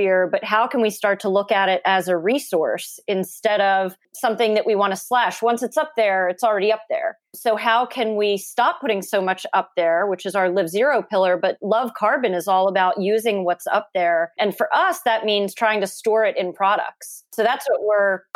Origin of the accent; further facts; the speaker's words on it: Philadelphia, Pennsylvania, United States; I'm from Philly